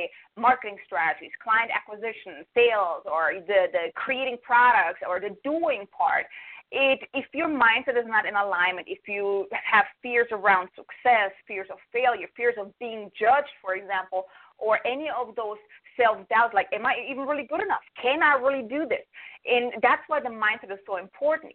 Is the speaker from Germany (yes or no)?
yes; Germany; moved away as an adult; now in United States; I'm from Germany. I came to the States almost 12 years ago